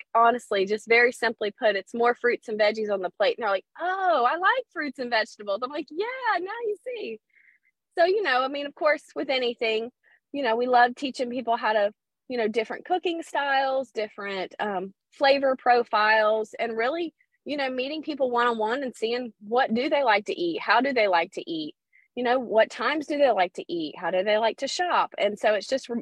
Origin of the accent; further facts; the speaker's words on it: Pensacola, Florida, United States; I'm from Pensacola, Florida